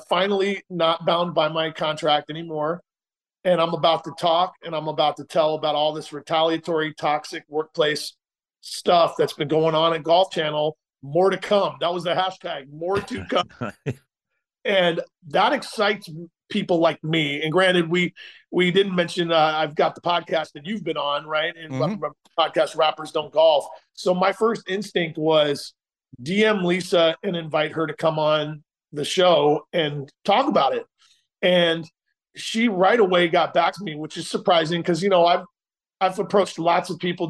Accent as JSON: {"language": "English", "town": "Portland", "region": "Oregon", "country": "United States", "tie": "born or raised there", "said": "I was born in Portland"}